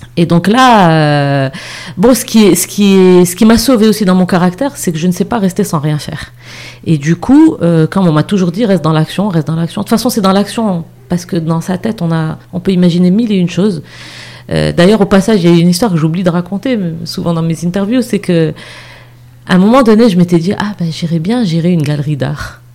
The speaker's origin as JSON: {"language": "French", "country": "Morocco", "also_born_or_lived": "Montreal, Canada / Casablanca", "moved": "yes", "said": "je suis rentrée au Maroc vraiment par choix"}